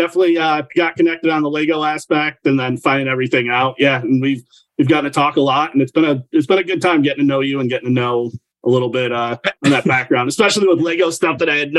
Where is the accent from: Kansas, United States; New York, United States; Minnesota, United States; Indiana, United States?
New York, United States; also born or lived in Nevada / Germany; So I was a military brat growing up. I was born in Nevada and then moved to Germany at a super young age. So once my parents got separated, I moved to middle of nowhere, New York.